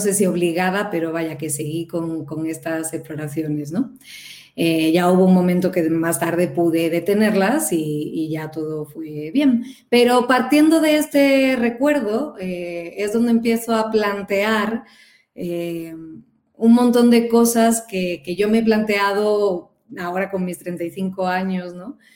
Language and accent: Spanish; Cádiz, Andalusia, Spain; moved away as an adult; now in Mexico; soy de Cádiz